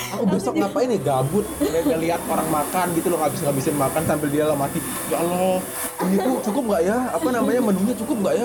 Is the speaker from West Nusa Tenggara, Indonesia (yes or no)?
yes; Lombok, West Nusa Tenggara, Indonesia; di daerahku, di Lombok